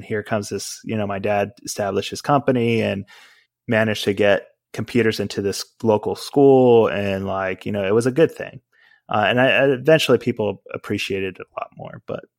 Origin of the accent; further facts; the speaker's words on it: Spain; I didn't grow up in the United States. I grew up in Spain, actually.